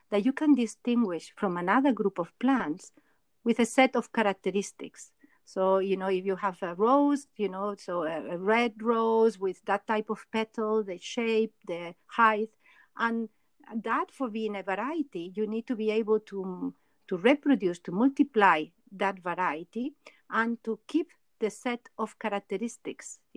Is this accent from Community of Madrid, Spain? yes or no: no; Barcelona, Catalonia, Spain; moved away as an adult; also born or lived in Montreal, Canada; now in Geneva, Switzerland; I was born in Barcelona, did my um, master's degree in the University of Montreal.